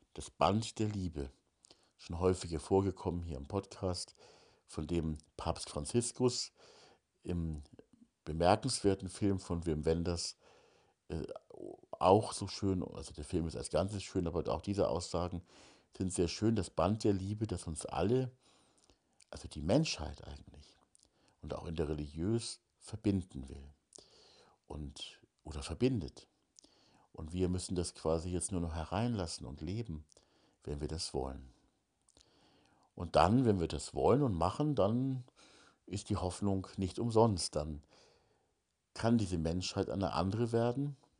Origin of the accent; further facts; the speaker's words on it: Hamburg, Germany; now in Bavarian Forest, Germany; ich komme ja aus Hamburg